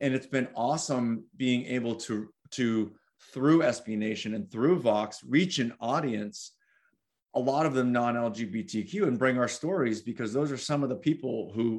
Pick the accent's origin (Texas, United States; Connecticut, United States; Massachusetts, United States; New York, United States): Massachusetts, United States; Cape Cod; I grew up on Cape Cod in a rural area